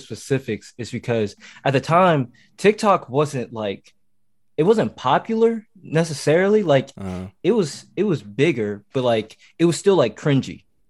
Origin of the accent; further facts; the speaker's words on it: Ohio, United States; also born or lived in Tennessee; I say I was born in Tennessee. I was raised in Ohio because, like, okay, that's where I spent the majority of, like, me growing up.